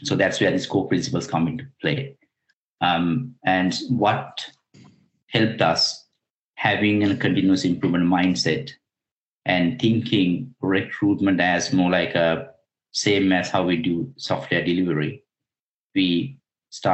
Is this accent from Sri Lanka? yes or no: yes; Sri Lanka; moved away; I'm originally from Sri Lanka.